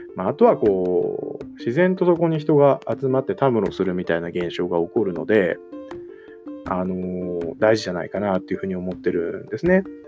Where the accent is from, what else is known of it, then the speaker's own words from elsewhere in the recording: Koshigaya, Saitama, Japan; 地元の埼玉の越谷というところで